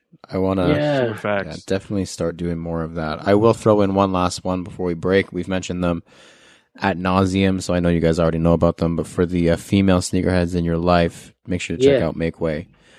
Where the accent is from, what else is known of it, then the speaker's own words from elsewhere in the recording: Canada; I'm Canadian.